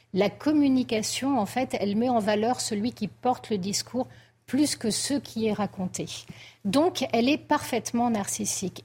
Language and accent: French; France; nous sommes français